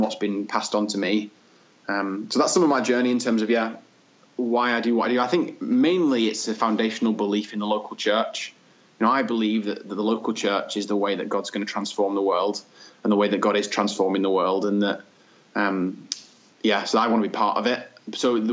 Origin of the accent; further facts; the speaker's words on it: Manchester, North West England, United Kingdom; my childhood growing up and the things that always inspired me, growing up in Manchester